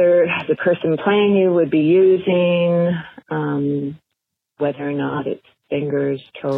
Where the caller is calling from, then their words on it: Saskatchewan, Canada; I'm calling from Saskatchewan, Canada.